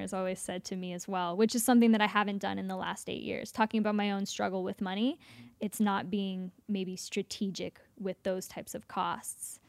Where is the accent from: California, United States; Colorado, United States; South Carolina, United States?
California, United States; Nevada City; also born or lived in Los Angeles; I grew up in California.